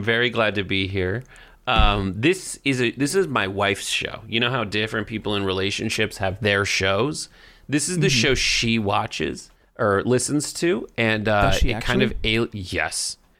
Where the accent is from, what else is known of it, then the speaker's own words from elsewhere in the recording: Los Angeles, California, United States; You do not live and breathe Hollywood the way I have my whole life. I'm from Los Angeles.